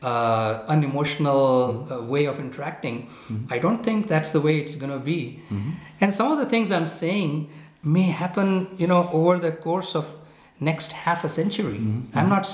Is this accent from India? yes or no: yes; India; I come from India